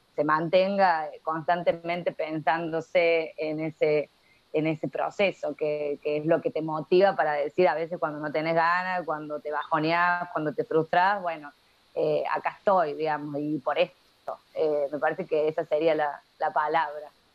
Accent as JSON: {"language": "Spanish", "region": "La Rioja", "country": "Argentina", "moved": "yes", "lives_now": "Córdoba, Argentina", "said": "soy riojana, pero vivo en Córdoba hace ya bastantes años"}